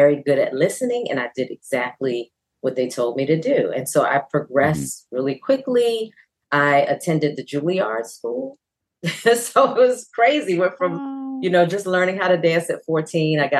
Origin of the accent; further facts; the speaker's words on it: Baltimore, Maryland, United States; Baltimore, my hometown, had a fame school.